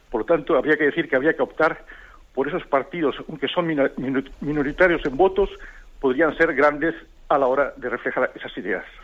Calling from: Almería, Andalusia, Spain; de Almería.

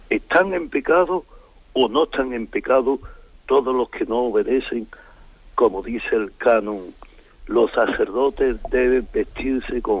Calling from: Seville, Andalusia, Spain; Buenos días, señor. Eh … de Sevilla.

